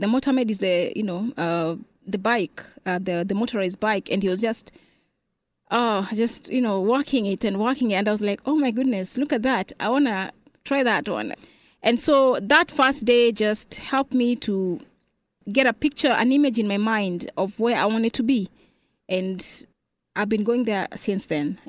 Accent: Kenya; moved away as an adult; now in Dallas, United States; I'm from Kenya.

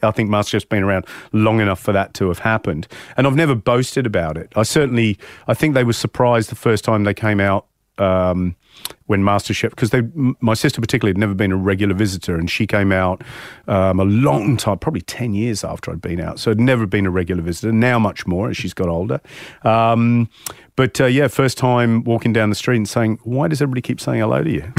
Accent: England, United Kingdom; moved away as an adult; now in Australia; growing up in England

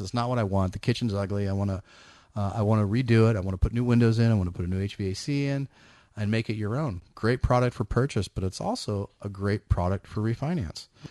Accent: East Bay, California, United States; moved away as an adult; now in Sacramento area, United States; I grew up in the East Bay

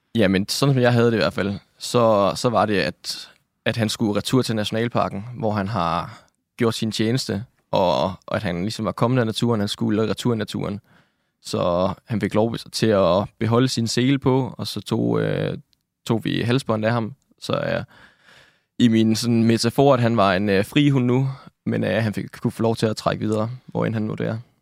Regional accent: Nakskov, Zealand, Denmark; Jeg kommer fra Nakskov nede på Lolland, hvor jeg er født og opvokset

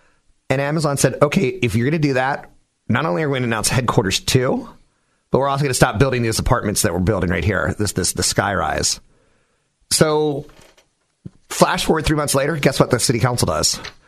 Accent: Bay Area, California, United States; on El Camino in my hometown

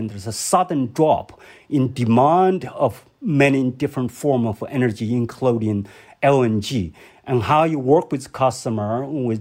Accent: Hubei, China; moved away; my hometown, Hubei province

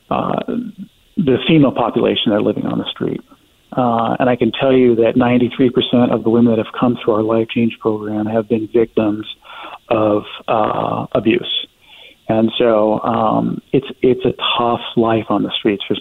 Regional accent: Denver, Colorado, United States; I, I come from Denver, which has, you know, it has uh, its own issues with homelessness

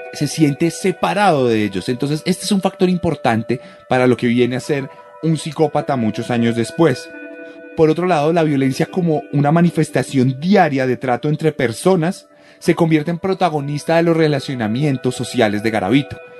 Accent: Colombia; producido en Colombia. Y aquí donde nací yo

